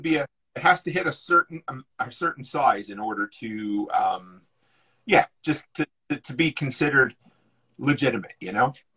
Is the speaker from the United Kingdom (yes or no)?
no; East Coast, United States; I grew up on the East Coast